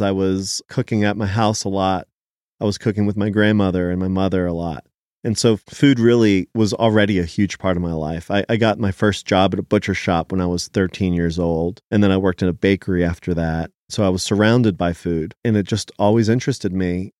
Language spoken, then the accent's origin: English; Philadelphia, Pennsylvania, United States; English is a second language; also born or lived in Israel; I immigrated to Philadelphia with my family when I was four years old, and we left Israel